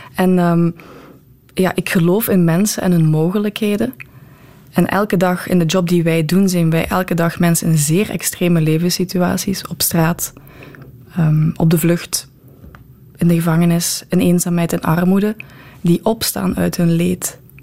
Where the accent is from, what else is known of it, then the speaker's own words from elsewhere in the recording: Bree, Flanders, Belgium; ik ben van Bree afkomstig